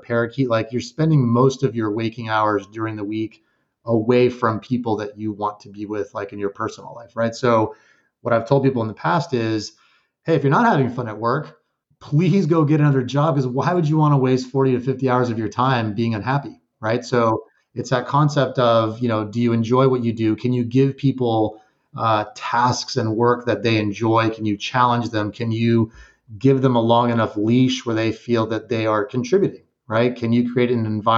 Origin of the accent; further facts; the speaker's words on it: El Paso, Texas, United States; moved away as an adult; also born or lived in Guadalajara, Mexico / Austin, Texas / Georgia; now in New Jersey, United States; we moved back from Guadalajara to El Paso, Texas